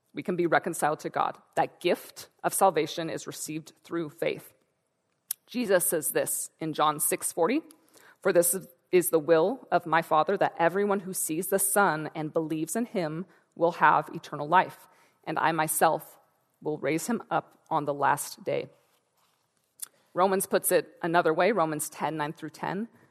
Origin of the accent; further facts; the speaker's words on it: Santa Rosa, California, United States; I'm from Northern California, from Santa Rosa